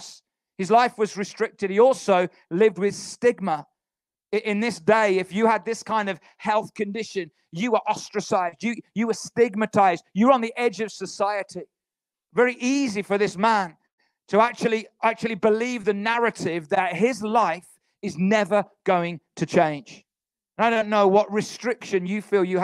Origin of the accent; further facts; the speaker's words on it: Halesowen, West Midlands, United Kingdom; our town is called Halesowen. None of you have heard of it because it's a little town outside Birmingham. When people say, where are you from? I say Birmingham